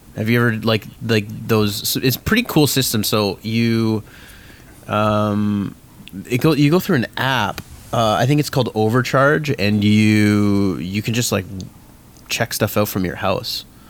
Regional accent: Mississauga, Ontario, Canada; I grew up in Mississauga

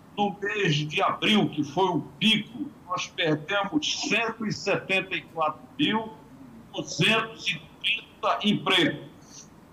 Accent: Brazil; como brasileiros

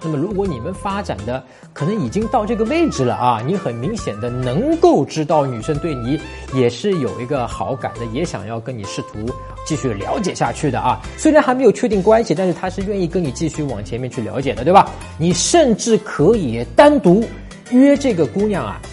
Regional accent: China; 我们中国人

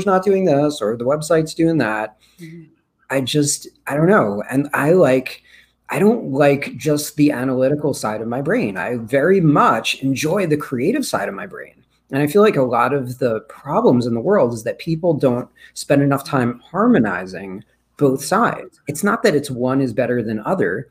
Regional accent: Rockland County, New York, United States; also born or lived in Brooklyn, New York; I actually grew up in Rockland County

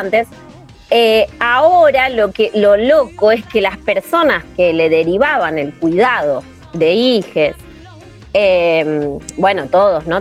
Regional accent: Argentina; somos Argentina.

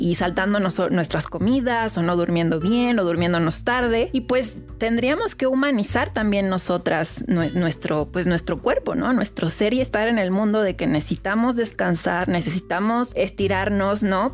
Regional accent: Mexico; yo soy mexicana

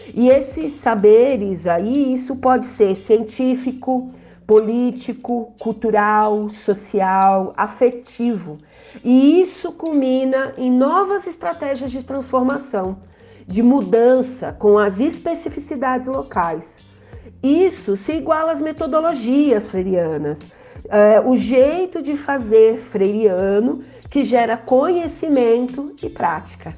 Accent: São Paulo, Brazil; now in Embu das Artes, Brazil; tenho uma atuação comunitária no Jardim São Luís, extremo sul de São Paulo, lugar onde eu cresci

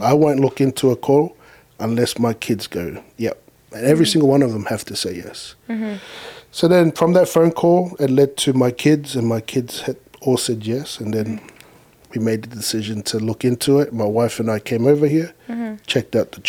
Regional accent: Sydney, New South Wales, Australia; also born or lived in Lower Hutt, New Zealand; now in Canada; I was born in Wellington. And in a little place called Lower Hutt. And I left there when I was 4. And then I came to Sydney, Australia. And that's where I grew up, was mainly in Australia.

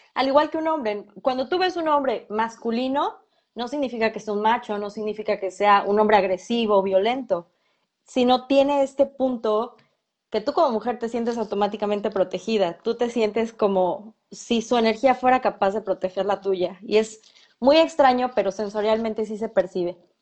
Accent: Mexico; aquí en México somos diferentes

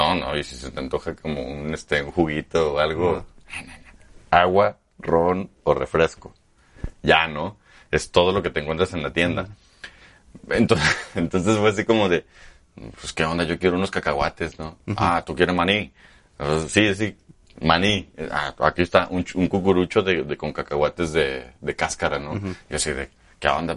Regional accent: Aguascalientes, Mexico; also born or lived in Monterrey / Zacatecas / Mexico City; Yo soy de aquí de Aguascalientes, aquí nací

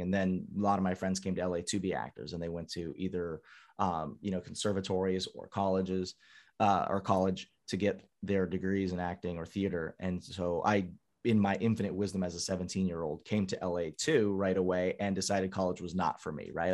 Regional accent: San Diego, California, United States; born and raised in San Diego

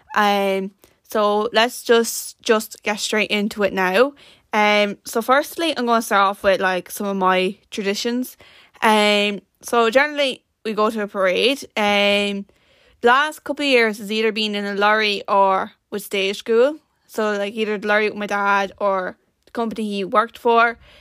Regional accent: Ireland; being born as an Irish person is just the best thing ever

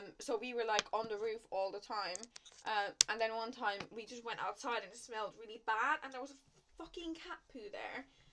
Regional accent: Central Finland, Finland; moved away as an adult; in my hometown in central Finland

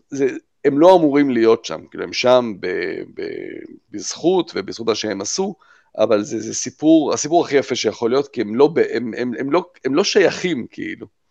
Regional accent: Jerusalem, Jerusalem District, Israel; אנחנו בירושלים גדלנו כולנו

